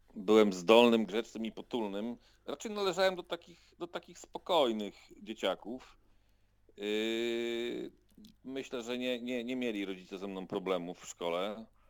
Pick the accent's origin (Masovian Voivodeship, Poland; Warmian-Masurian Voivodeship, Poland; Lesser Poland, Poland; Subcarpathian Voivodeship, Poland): Subcarpathian Voivodeship, Poland; Krosno; Urodziłem się w Krośnie. 46 prawie lat temu